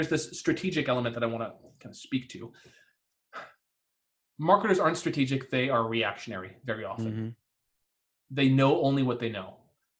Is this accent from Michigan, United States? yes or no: yes; Detroit, Michigan, United States; So I grew up in the Detroit area.